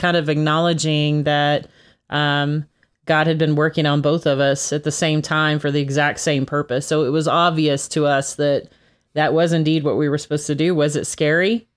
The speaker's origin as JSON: {"language": "English", "region": "Texas", "country": "United States", "said": "I'm originally from Texas"}